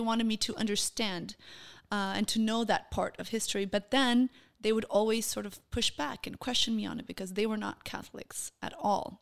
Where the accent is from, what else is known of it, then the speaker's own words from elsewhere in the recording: Copenhagen, Capital Region of Denmark, Denmark; first language Portuguese; English is a second language; moved away as an adult; now in Israel; I was born in Denmark, in Copenhagen.